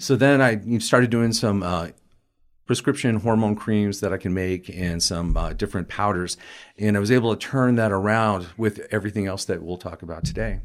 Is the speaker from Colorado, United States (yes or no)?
yes; Colorado, United States; also born or lived in Hartford, Connecticut / Portland, Oregon; I basically lived in Colorado my entire life